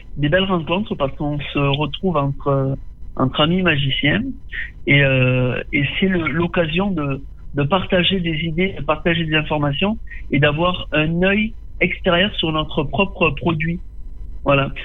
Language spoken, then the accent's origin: French; Tarascon, Provence-Alpes-Côte d'Azur, France; je suis né et j'ai grandi à Tarascon. Tarascon. Je vis toujours à Tarascon